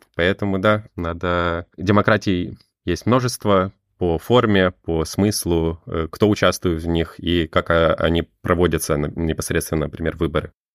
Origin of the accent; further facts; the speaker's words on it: Estonia; я сам из Эстонии